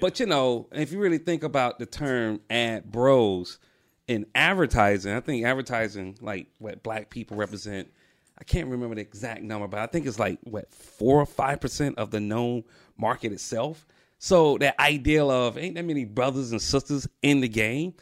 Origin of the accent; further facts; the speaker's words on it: Atlanta, Georgia, United States; I'm from Atlanta